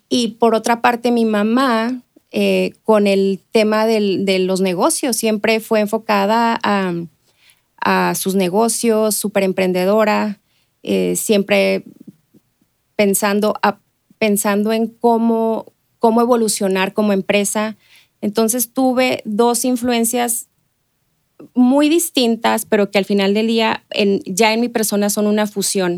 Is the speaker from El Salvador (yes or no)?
no; Ciudad Juárez, Chihuahua, Mexico; yo nací en Ciudad Juárez, eh, crecí ahí, eh, me crié básicamente